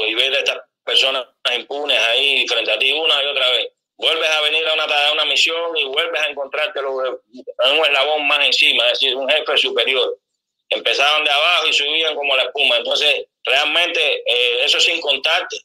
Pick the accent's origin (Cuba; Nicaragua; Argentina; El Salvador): Cuba; Sancti Spíritus; moved away as an adult; now in Venezuela; soy cubano, médico, especialista en medicina general integral con diplomado en terapia intensiva en genética clínica de la provincia de Santiago Espíritu, en nuestra isla.